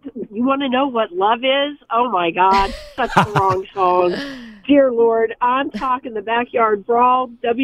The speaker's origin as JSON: {"language": "English", "region": "West Virginia", "country": "United States", "tie": "born or raised there", "said": "I was born and raised in West Virginia."}